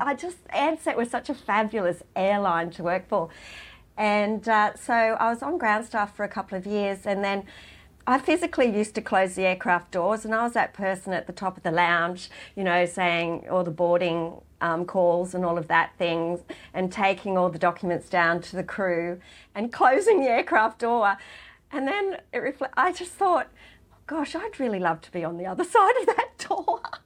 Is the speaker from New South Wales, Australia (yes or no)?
yes; Gunnedah, New South Wales, Australia; now in Sydney, Australia; I grew up in Gunnedah